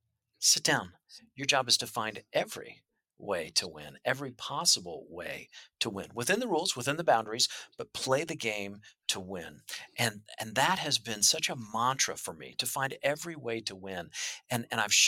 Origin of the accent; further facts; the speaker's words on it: Midwest, United States; I'm from the Midwest. That's how I grew up